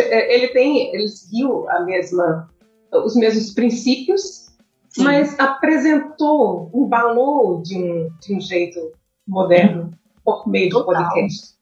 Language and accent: Portuguese; Currais Novos, Rio Grande do Norte, Brazil; Eu sou de, de Corrais Novos